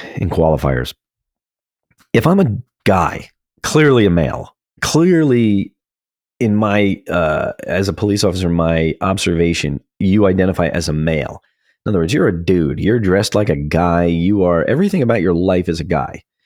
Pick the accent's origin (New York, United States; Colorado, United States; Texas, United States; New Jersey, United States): New Jersey, United States; my home state of New Jersey